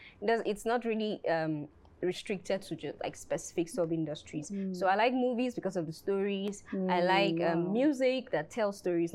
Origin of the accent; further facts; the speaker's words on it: Nigeria; I landed in Nigeria, so I'm Nigerian.